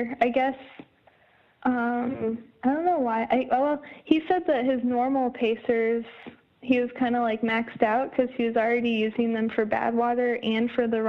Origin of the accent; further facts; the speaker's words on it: Iowa, United States; So I added him as a friend on Facebook, and then it turned out we're both from Iowa.